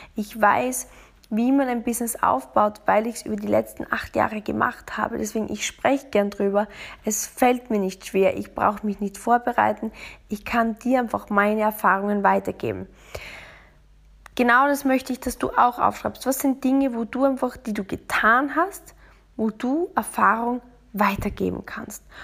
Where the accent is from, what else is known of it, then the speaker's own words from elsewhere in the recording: Austria; now in Munich, Germany; bei uns in Österreich